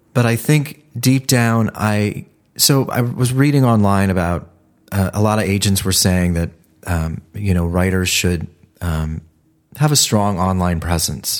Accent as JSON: {"language": "English", "region": "Ohio", "country": "United States", "moved": "as an adult", "lives_now": "Los Angeles, United States", "said": "I'm from Ohio"}